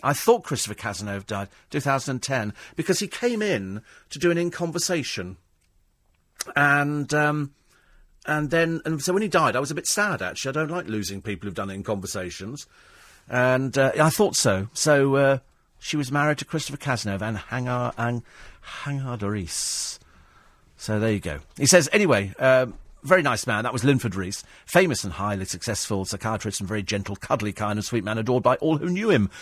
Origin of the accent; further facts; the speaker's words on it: United Kingdom; I'm British through and through